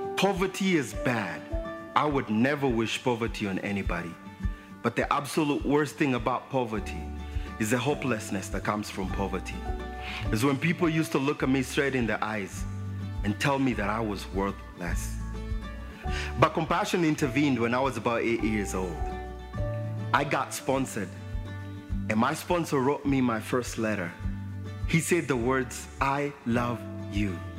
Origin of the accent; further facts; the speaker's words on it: Nairobi, Kenya; I was born in Nairobi, Kenya